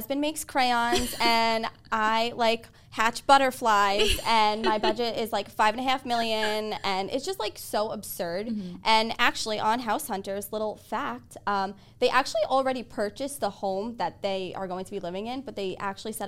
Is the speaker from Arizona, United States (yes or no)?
no; Babylon, New York, United States; I'm from Babylon.